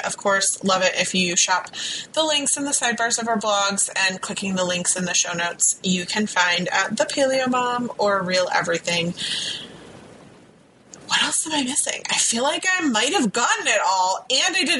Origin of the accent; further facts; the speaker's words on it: Virginia Beach, Virginia, United States; I grew up in Virginia Beach